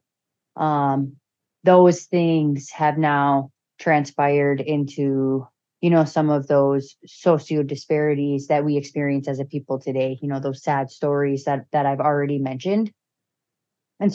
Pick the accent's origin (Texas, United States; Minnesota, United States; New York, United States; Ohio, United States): Minnesota, United States; Bemidji; also born or lived in Red Lake Nation; now in St. Paul, United States; back home in Bemidji